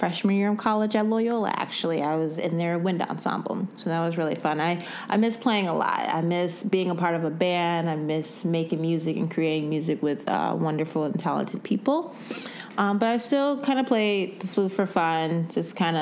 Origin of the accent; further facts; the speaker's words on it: Evergreen Park, Illinois, United States; I am from Evergreen Park, Illinois, a little small suburb outside of Chicago.